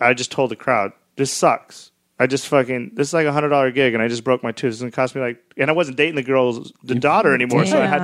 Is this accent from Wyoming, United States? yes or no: yes; Cheyenne, Wyoming, United States; moved away; I went back to Cheyenne, to my hometown in Wyoming